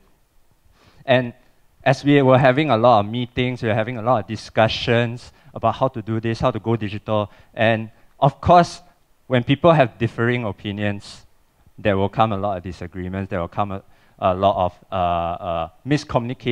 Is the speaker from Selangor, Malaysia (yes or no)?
yes; Cheras, Selangor, Malaysia; I'm from Cheras. I grew up with that.